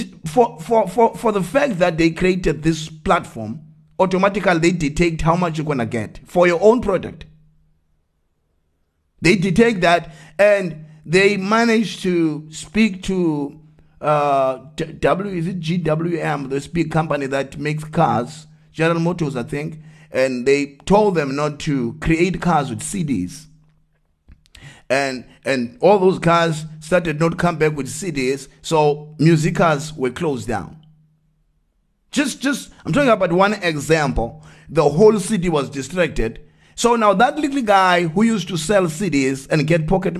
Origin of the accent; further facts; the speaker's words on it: Eastern Cape, South Africa; I grew up in Eastern Cape